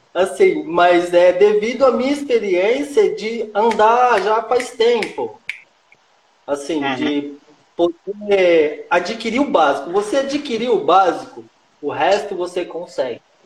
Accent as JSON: {"language": "Portuguese", "region": "Minas Gerais", "country": "Brazil", "tie": "born or raised there", "moved": "yes", "lives_now": "São Paulo, Brazil", "said": "eu nasci aqui em São Paulo, depois meus pais construíram lá em Minas e foi lá onde que tudo começou"}